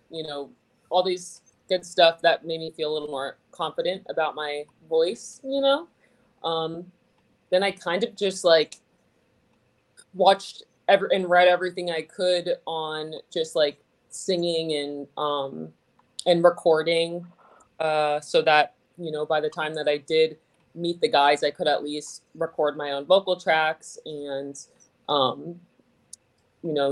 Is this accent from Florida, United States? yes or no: yes; Fort Lauderdale, Florida, United States; moved away; I grew up in like Fort Lauderdale, so like South Florida.